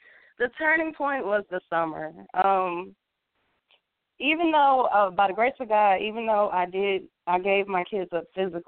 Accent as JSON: {"language": "English", "town": "Atlanta", "region": "Georgia", "country": "United States", "tie": "born or raised there", "also_born_or_lived": "Marietta, Georgia", "said": "I pretty much grew up in Atlanta. I was born and raised in Atlanta. I spent a majority of my adolescence in Marietta, Georgia."}